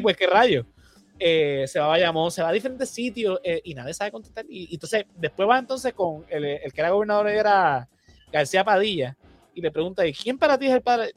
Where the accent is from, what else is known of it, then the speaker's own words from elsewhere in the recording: Puerto Rico; nosotros los puertorriqueños no nos sabemos defender, porque aquí en Puerto Rico nos han borrado la historia